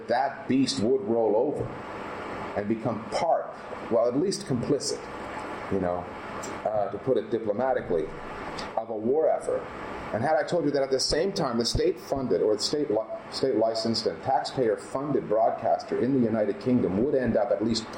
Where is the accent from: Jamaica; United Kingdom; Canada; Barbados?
Canada; moved away; I come from Canada.